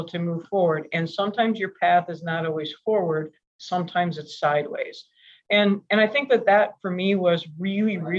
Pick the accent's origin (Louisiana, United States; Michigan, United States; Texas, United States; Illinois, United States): Michigan, United States; moved away as an adult; also born or lived in Seattle, Washington; we grew up in Michigan